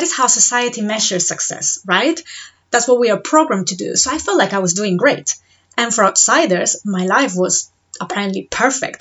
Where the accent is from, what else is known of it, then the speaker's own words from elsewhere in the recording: Spain; moved away as an adult; now in Devon, United Kingdom; I'm originally from Spain, I've been living in the UK for the past 7.5 years